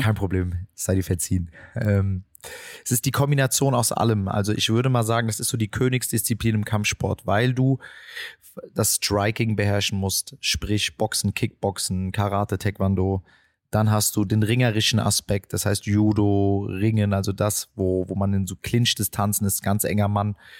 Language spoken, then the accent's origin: German; Frankfurt, Hesse, Germany; Ich bin äh, die meiste Zeit meiner Jugend hier im Viertel gewesen und auch aufgewachsen